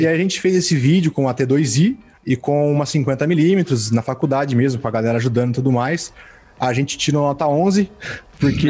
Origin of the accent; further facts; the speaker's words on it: Mirassol, São Paulo, Brazil; eu sou de uma cidade do interior chamada Mirassol